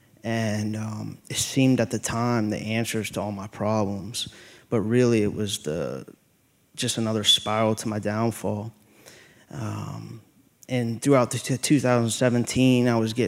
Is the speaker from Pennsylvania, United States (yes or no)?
yes; Chambersburg, Pennsylvania, United States; I'm originally from Chambersburg, Pennsylvania